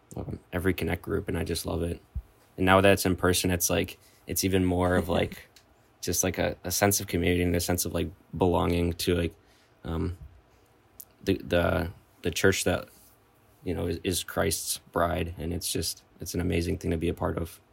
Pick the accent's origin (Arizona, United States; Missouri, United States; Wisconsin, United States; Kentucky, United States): Wisconsin, United States; Ogema; moved away as an adult; now in Madison, United States; I'm from Ogama, Wisconsin